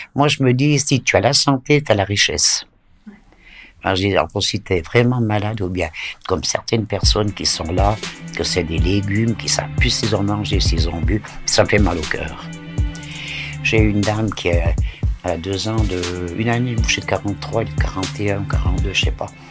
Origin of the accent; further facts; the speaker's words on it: Vétroz, Valais, Switzerland; also born or lived in Lausanne; ils sont venus habiter euh, dans le Valais à Vétro